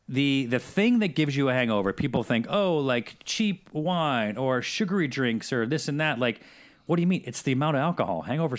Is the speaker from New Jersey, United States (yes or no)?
no; Syracuse, New York, United States; Because I'm from Syracuse.